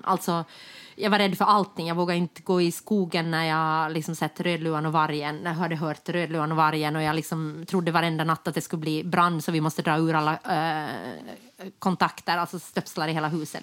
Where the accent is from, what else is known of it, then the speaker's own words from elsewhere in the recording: Jakobstad, Ostrobothnia, Finland; now in Stockholm, Sweden; Jakobstad, mm. där, mm-hmm. jag, där jag kommer ifrån